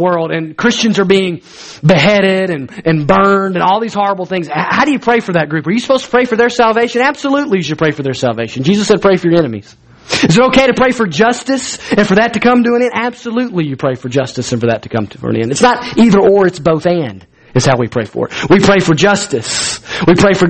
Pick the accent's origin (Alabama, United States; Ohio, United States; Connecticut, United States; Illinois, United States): Alabama, United States; I'm from Alabama